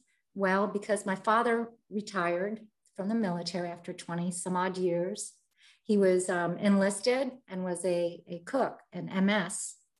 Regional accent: United States; I was born and raised in America.

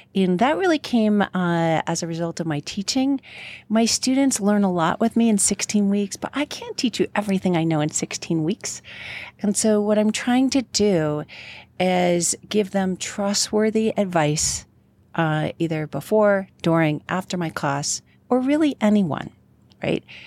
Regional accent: New York, United States; now in Colorado, United States; I am from New York and not Colorado

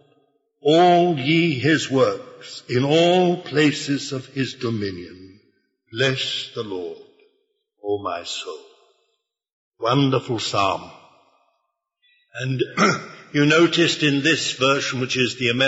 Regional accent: United Kingdom; I was born in Britain by basically an accident

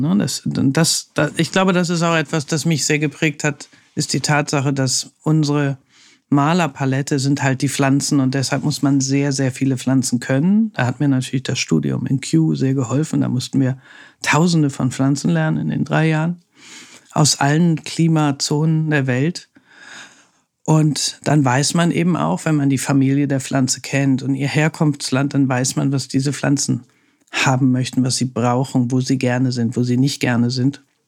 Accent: Hamburg, Germany; now in Berlin, Germany; Also ich bin ja Hanseatin, also ich komme ja aus Hamburg

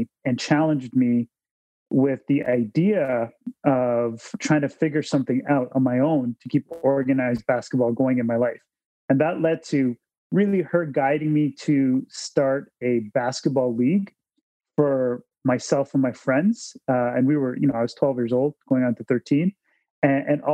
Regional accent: Toronto, Ontario, Canada; I'm born and raised in Toronto, Ontario, Canada. And I was brought up here

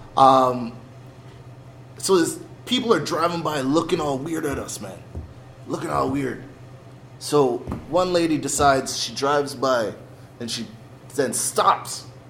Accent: Mississauga, Ontario, Canada; we're from a school uh, in, in, in Canada, in Toronto, in, in Mississauga

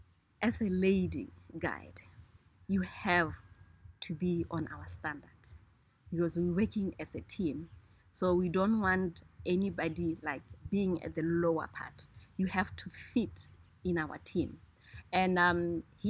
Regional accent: Gumare, North-West District, Botswana; also born or lived in Maun, Botswana; where I come from is closer to the Okavango Delta

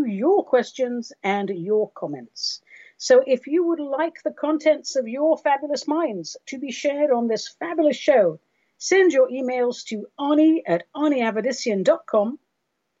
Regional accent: Oregon, United States; I'm greeting you today from Oregon, my home state, which is on fire

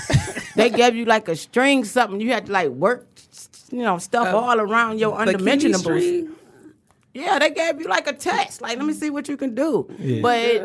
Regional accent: Detroit, Michigan, United States; I grew up on Linwood.

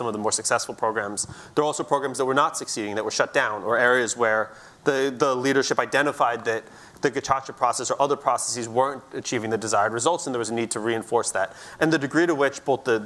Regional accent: United States; we're sitting here in the U.S., I'm an American

